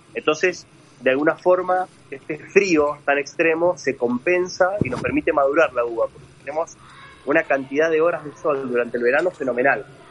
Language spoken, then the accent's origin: Spanish; Luján de Cuyo, Mendoza, Argentina; soy mendocino, eh, nací, en Luján de Cuyo.